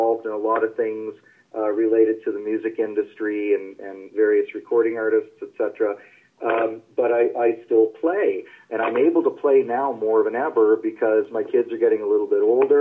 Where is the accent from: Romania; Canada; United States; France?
Canada; Toronto, Ontario; I grew up in Toronto